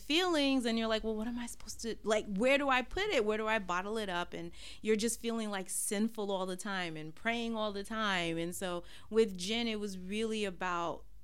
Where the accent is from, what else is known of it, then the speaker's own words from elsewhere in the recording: New York City, New York, United States; growing up in Brooklyn, all I've ever known are black Muslim people.